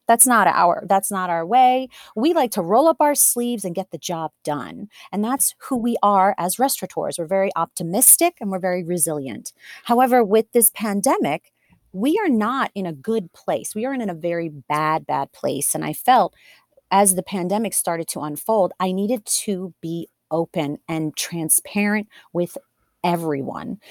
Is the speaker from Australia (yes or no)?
no; Delaware, United States; born and raised in Delaware